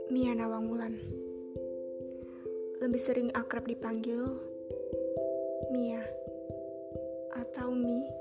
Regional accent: Cirebon, West Java, Indonesia; Asalku dari Cirebon. Aku seorang mahasiswi, mahasiswi Universitas Gunadarma. Sekarang aku semester 6.

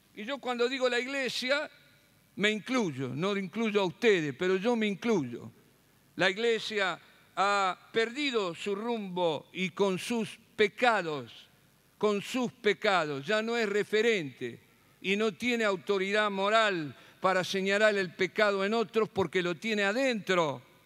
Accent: Rosario, Santa Fe, Argentina; moved away; la ciudad donde nací y me crié

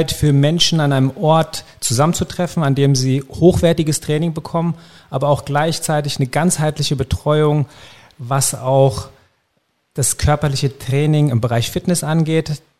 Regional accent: Erlensee, Hesse, Germany; also born or lived in Hanau; Sind sie. Ich bin dann groß geworden in Erlensee, aber habe meine Jugend vor allen Dingen hier in Hanau verbracht. Auch meine kampfsportliche Zeit habe ich in Hanau verbracht

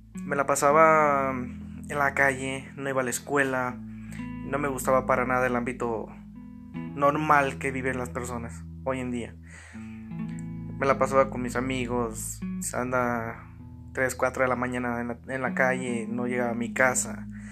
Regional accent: Arandas, Jalisco, Mexico; soy de Arandas, Jalisco

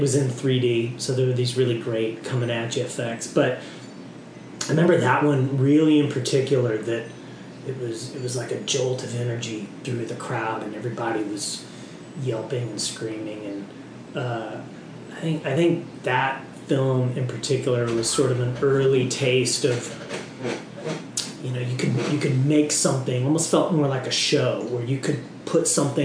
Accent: Houston, Texas, United States; growing up in Houston

